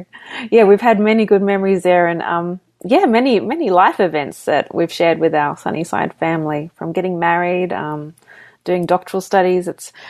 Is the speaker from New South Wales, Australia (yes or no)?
yes; Sydney, New South Wales, Australia; also born or lived in Papua New Guinea / Melbourne, Australia; I'm Australian, so I was born in Sydney. I grew up. Actually, my family moved quite a few different places over the years. We were missionaries in Papua New Guinea and then settled in Melbourne, Australia.